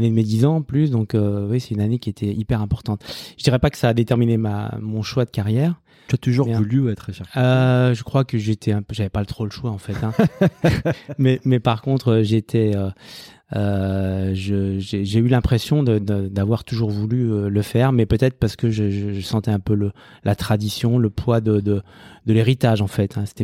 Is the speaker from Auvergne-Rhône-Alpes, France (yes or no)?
yes; Saint-Étienne, Auvergne-Rhône-Alpes, France; moved away; donc moi j'ai 54 ans et je suis stéphanois d'origine.